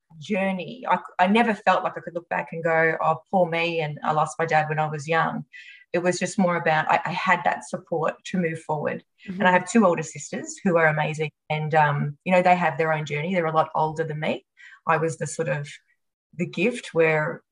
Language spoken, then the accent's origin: English; Australia; also born or lived in Japan